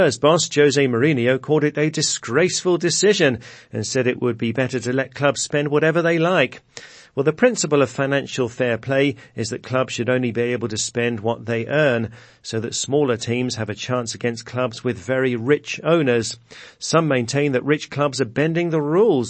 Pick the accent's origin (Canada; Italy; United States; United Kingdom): United Kingdom; Brighton, South East England; That's the city where I grew up in England.